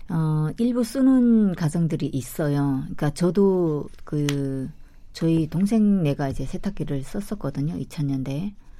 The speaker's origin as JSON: {"language": "Korean", "country": "North Korea", "moved": "yes", "said": "우리는 그 북한 사람들은"}